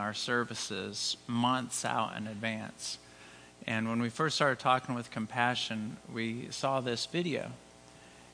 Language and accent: English; Houston, Texas, United States; I grew up in Houston